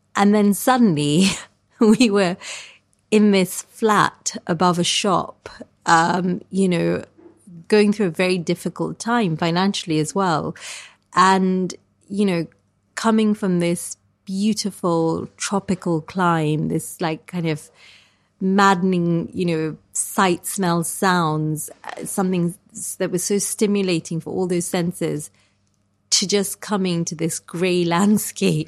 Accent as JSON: {"language": "English", "country": "Kenya", "tie": "born or raised there", "moved": "yes", "lives_now": "United Kingdom", "said": "I grew up in Kenya in this kind of really wild terrain"}